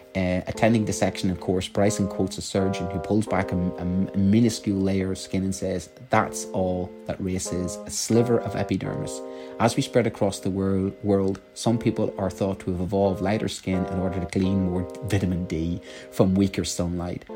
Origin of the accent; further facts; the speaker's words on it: Ireland; I'm Irish